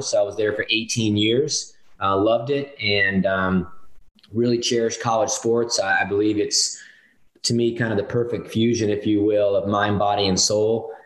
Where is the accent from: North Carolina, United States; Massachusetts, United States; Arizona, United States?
North Carolina, United States; Winston-Salem; I grew up in Winston-Salem, North Carolina